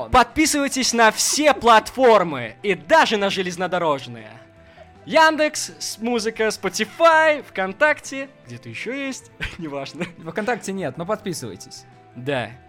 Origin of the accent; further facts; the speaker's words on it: Minsk, Belarus; «Слушайте, здравствуйте, я вот из Минска, получается, приехал.